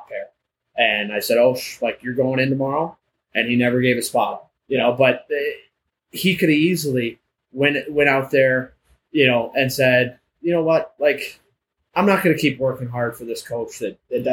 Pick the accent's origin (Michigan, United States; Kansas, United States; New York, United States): Michigan, United States; Livonia; I'm from Livonia